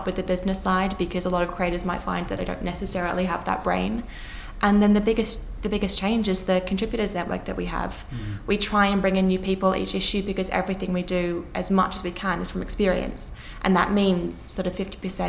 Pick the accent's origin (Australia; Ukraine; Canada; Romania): Australia; moved away as an adult; now in London, United Kingdom; growing up in Australia